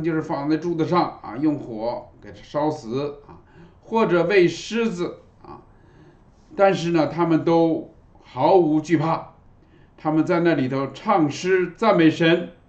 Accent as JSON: {"language": "Chinese", "region": "Fujian", "country": "China", "said": "我们从福建来的，我们知道啊，福建的榕树是很有名的啊。"}